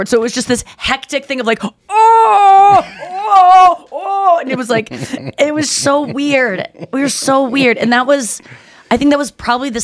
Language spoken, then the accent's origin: English; United States; moved away; also born or lived in Ohio / Missouri; I grew up in Ohio and Missouri.